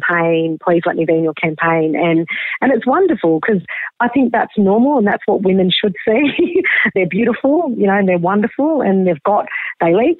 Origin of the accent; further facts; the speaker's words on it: Albury, New South Wales, Australia; moved away; also born or lived in Seattle, United States; I grew up in Albury, Wodonga in the country.